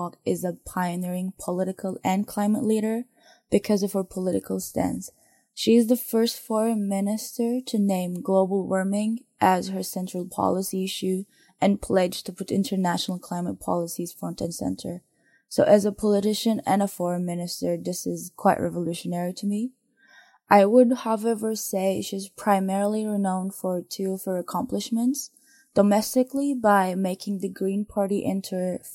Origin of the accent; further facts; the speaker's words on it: Turkey; I am from Turkey